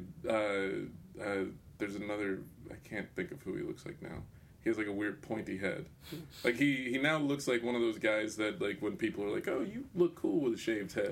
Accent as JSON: {"language": "English", "region": "Texas", "country": "United States", "tie": "born or raised there", "said": "growing up in Texas"}